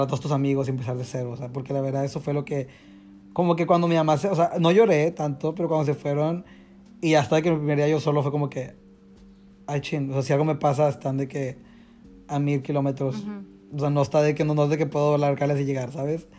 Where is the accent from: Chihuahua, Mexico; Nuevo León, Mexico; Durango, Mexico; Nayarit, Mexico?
Nuevo León, Mexico; Monterrey; moved away as an adult; soy mexicano